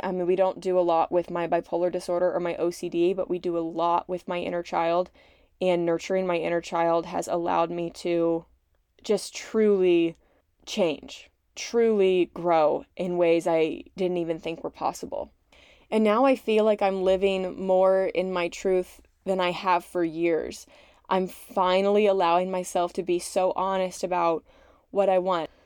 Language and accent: English; Gloucester, Massachusetts, United States; born or raised there; moved away as an adult